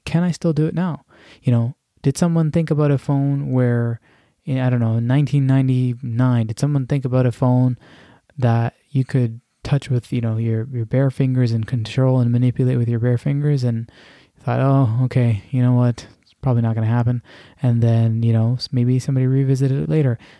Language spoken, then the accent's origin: English; Canada; I'm of Pakistani background and born and raised in Canada